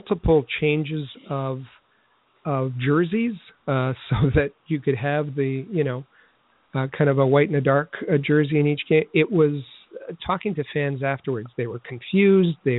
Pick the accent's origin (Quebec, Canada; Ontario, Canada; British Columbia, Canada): Quebec, Canada; Montreal; I was from Montreal